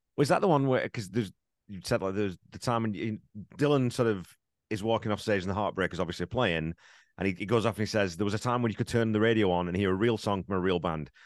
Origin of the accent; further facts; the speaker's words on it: England, United Kingdom; now in Canada; I grew up in England